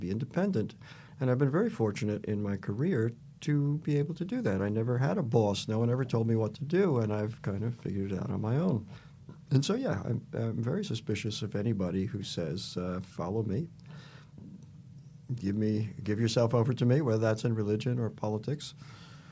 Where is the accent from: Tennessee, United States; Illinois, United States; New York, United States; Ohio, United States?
New York, United States; Peekskill; moved away as an adult; also born or lived in Los Angeles, California / Bolinas, California; now in Montecito, United States; I grew up in New York. I'd never been west of the Hudson River